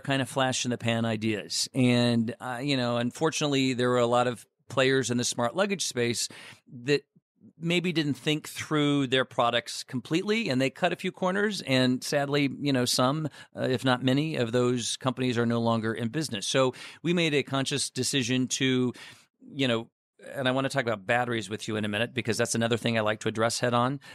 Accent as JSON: {"language": "English", "town": "Chicago", "region": "Illinois", "country": "United States"}